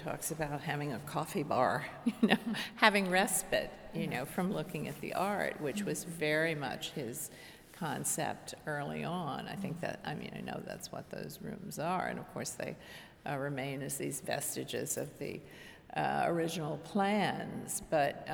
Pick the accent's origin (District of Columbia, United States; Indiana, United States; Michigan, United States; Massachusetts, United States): District of Columbia, United States; Washington; I was born and raised in Washington, D.C.